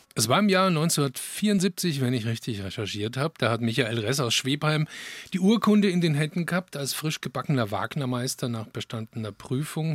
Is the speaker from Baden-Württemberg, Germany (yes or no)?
yes; Tauber Valley, Baden-Württemberg, Germany; moved away; also born or lived in Franconia; ich bin ja im Taubertal in Baden-Württemberg groß geworden